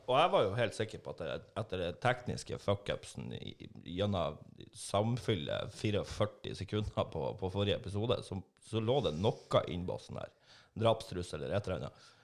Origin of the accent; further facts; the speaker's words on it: Northern Norway, Norway; now in Trondheim, Norway; Vi er jo nordlendinger